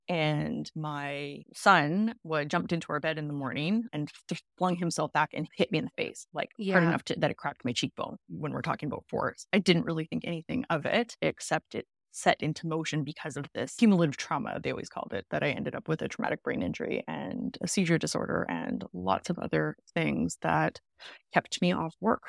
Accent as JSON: {"language": "English", "town": "Vancouver", "region": "British Columbia", "country": "Canada", "moved": "yes", "lives_now": "Toronto, Canada", "said": "I'm from the West Coast. I'm from Vancouver, and I'm currently living in Toronto."}